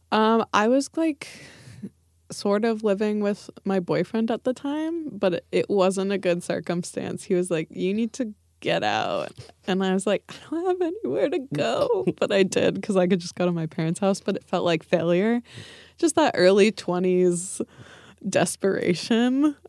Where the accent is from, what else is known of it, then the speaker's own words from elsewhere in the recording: Livermore, California, United States; I grew up in the, we called it, like, the East East Bay, so, um, the suburbs, uh, in Livermore